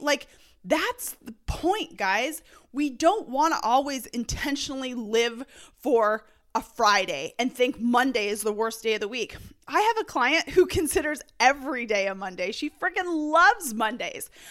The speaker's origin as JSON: {"language": "English", "country": "Canada", "tie": "born or raised there", "said": "growing up in Canada, I'm used to, like, literally nine months of snow"}